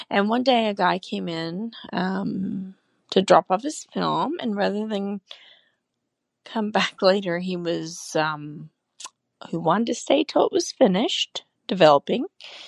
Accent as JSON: {"language": "English", "region": "Florida", "country": "United States", "said": "Hi, I'm from Florida, and this all takes place in a one-hour photo lab in Orlando, Florida, in the early 90s when I was in college."}